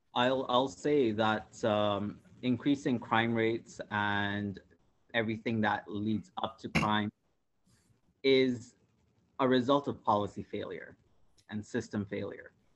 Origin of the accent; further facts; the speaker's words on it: Karachi, Sindh, Pakistan; moved away as an adult; now in Toronto, Canada; I was born in Karachi, Pakistan. I came to Canada 10 years ago.